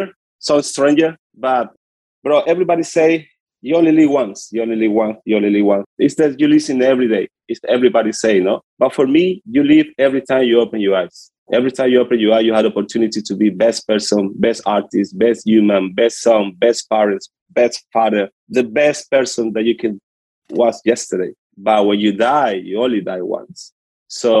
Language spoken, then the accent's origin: English; Puerto Cabello, Carabobo, Venezuela; English is a second language; moved away; I'm from Venezuela. I come from a small city called Puerto Cabello in the coast of Venezuela. Yeah. It's a small city and a little poor. I come from a poor hood from Venezuela. This is where I'm growing up.